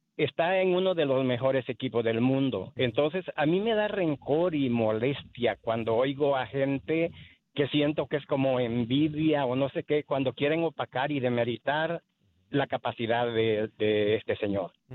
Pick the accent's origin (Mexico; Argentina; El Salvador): El Salvador; now in Houston, United States; Yo soy del Salvador, pero soy centroamericano